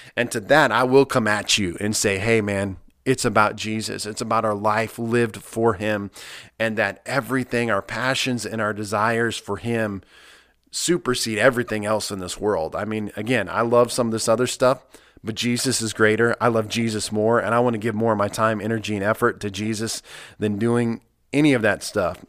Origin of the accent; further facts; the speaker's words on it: Nebraska, United States; moved away; I come from Nebraska, where, uh, you're a Nebraska Cornhusker, you live and die that. It's the only thing that we have in our state, and I, I, I grew up watching Nebraska football